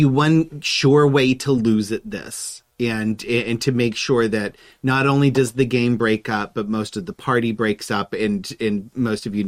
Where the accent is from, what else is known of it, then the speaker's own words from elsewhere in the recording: Middle America, Midwest, United States; I was raised a Protestant in Middle America